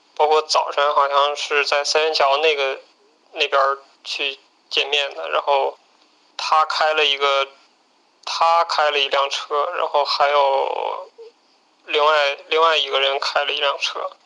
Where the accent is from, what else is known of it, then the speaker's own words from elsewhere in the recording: Northeast China, China; now in Beijing, China; 我是东北人